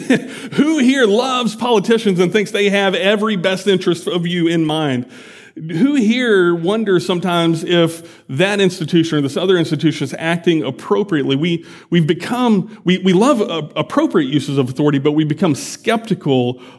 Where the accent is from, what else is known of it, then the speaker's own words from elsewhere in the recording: United States; I'm an American